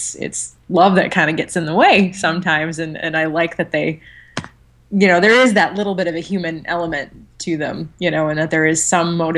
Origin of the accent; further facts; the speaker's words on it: United States; as an American